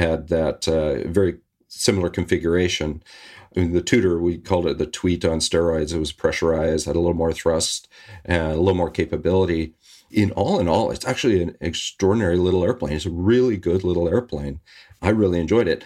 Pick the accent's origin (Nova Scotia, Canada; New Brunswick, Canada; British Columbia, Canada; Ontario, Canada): British Columbia, Canada; Victoria; now in Vancouver, Canada; I'm Canadian. I grew up in Victoria, British Columbia, not far from where I'm living right now, in Vancouver.